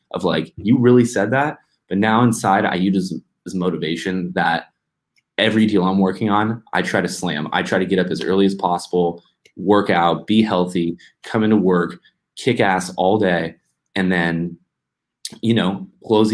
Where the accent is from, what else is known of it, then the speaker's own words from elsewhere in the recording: United States; being an American